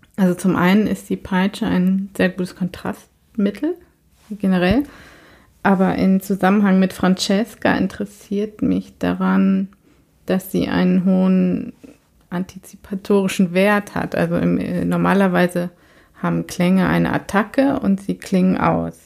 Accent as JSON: {"language": "German", "country": "Germany", "tie": "born or raised there", "moved": "as an adult", "lives_now": "Sweden", "said": "ich bin ja tatsächlich in Deutschland zur Schule gegangen"}